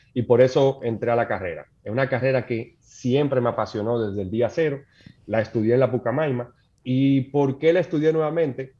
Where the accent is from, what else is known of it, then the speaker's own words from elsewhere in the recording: Santo Domingo, Distrito Nacional, Dominican Republic; Yo nací en Santo Domingo, mis padres también